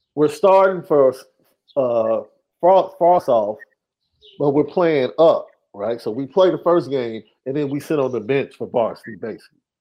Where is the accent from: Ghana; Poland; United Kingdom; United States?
United States; Chicago, Illinois; I'm from Chicago